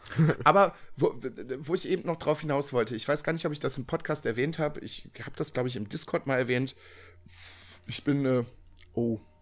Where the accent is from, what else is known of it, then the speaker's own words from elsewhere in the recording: Viersen, North Rhine-Westphalia, Germany; in meiner Heimatstadt, in der, aus der ich komme, das ist das Dorf nebenan, äh, Dülken